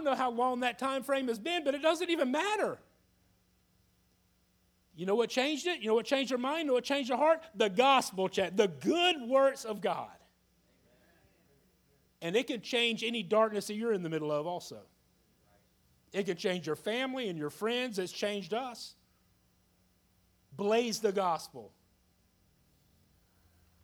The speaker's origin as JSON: {"language": "English", "town": "Jacksonville", "region": "Florida", "country": "United States", "tie": "born or raised there", "said": "I was a young man born and raised in Jacksonville, Florida, went to school in Jacksonville, graduated from Ed White High School"}